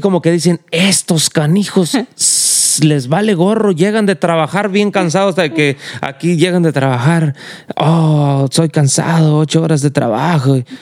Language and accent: Spanish; Mexico; now in United States; porque somos mexicanos